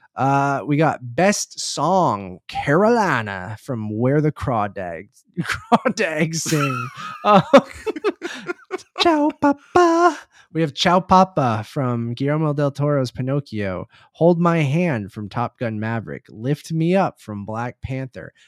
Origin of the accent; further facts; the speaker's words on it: Toronto, Ontario, Canada; we are from Toronto